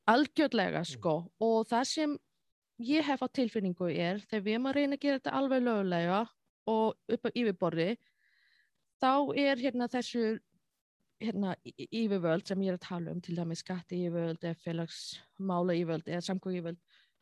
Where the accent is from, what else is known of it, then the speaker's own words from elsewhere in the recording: China; Icelandic is a second language; moved away as an adult; also born or lived in Egypt; now in Iceland; ég tala kynversku, ég er frá Asjú